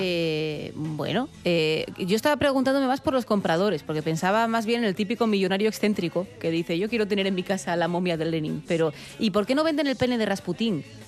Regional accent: Avilés, Asturias, Spain; Rubén y yo que somos de Avilés. Claro, en Avilés, cuando tú eras chavalete

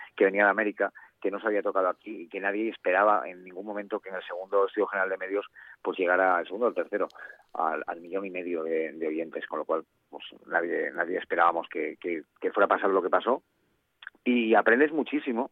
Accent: Gijón, Asturias, Spain; now in Madrid, Spain; soy de los, de los eh, gijoneses

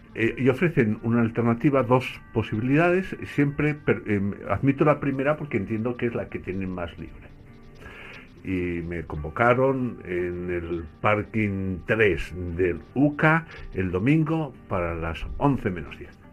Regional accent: Basque Country, Spain; crecí en el País Vasco

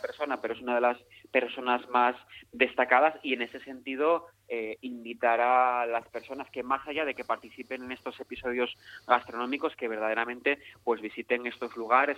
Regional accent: Mieres, Asturias, Spain; las personas que somos de Mieres

